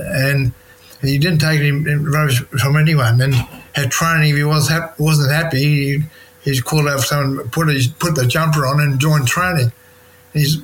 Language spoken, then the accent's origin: English; Leongatha, Victoria, Australia; when I was a kid, growing up in Leongatha, 9 years old